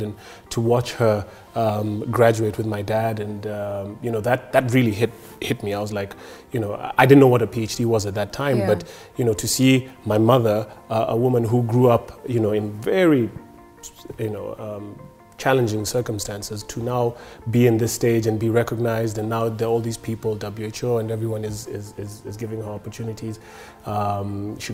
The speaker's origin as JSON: {"language": "English", "region": "Nairobi", "country": "Kenya", "tie": "born or raised there", "said": "I grew up in Nairobi"}